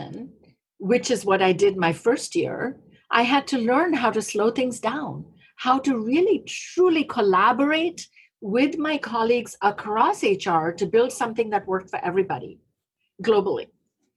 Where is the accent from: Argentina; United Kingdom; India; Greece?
India; moved away; radio where I grew up in India